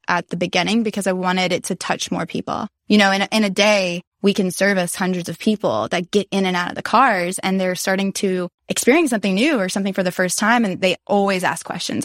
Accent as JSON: {"language": "English", "town": "Nashville", "region": "Tennessee", "country": "United States", "tie": "born or raised there", "said": "growing up in Nashville"}